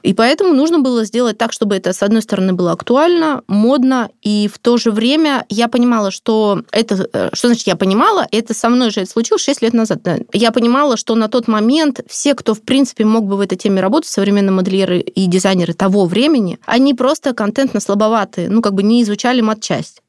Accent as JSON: {"language": "Russian", "region": "Siberia", "country": "Russia", "said": "я же сама из Сибири"}